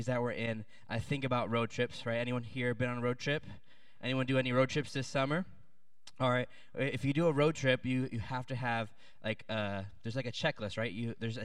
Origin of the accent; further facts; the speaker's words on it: Williamsburg, Virginia, United States; in Williamsburg, Virginia, where I grew up